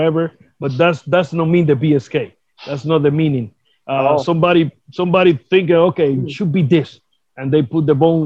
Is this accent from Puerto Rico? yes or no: yes; Vega Alta, Puerto Rico; English is a second language; I was inducted here in Puerto Rico for the my hometown Vega Alta to the Sports Hall of Fame